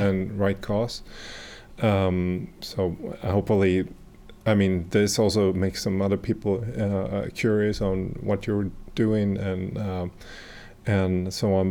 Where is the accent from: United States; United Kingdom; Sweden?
Sweden; I'm abroad from Sweden